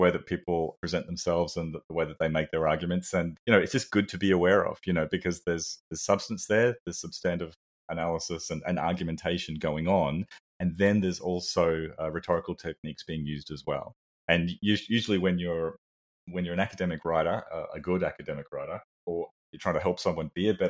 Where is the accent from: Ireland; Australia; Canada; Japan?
Australia; from Australia